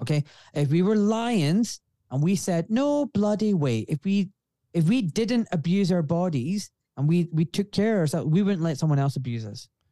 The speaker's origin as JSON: {"language": "English", "town": "Glasgow", "region": "Scotland", "country": "United Kingdom", "accent": "refined Scottish", "said": "I'm from Glasgow"}